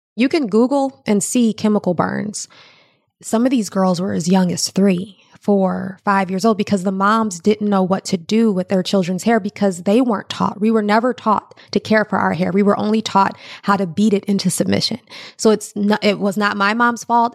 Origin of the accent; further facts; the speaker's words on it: Ferguson, Missouri, United States; I grew up there.